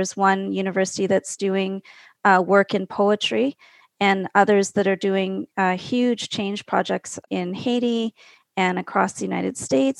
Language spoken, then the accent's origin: English; Calgary, Alberta, Canada; So I'm from Calgary in Alberta, Canada, and I grew up 2.5 hours from the big city I'm in a small ranching community